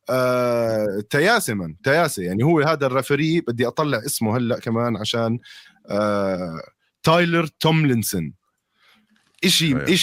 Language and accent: Arabic; Jordan; احنا الحمد لله عندنا بالاردن على كل صلاه بيأذن ست سبع مرات على مدى ساعتين